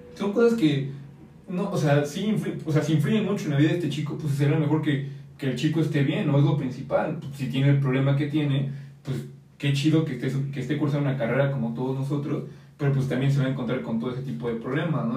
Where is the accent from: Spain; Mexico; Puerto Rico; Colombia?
Mexico; nosotros como mexicanos